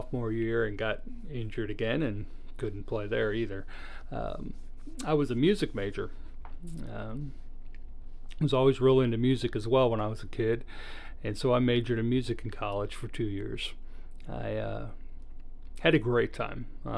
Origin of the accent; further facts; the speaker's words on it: Michigan, United States; also born or lived in Iowa; I was born in Iowa, but we grew up in Michigan.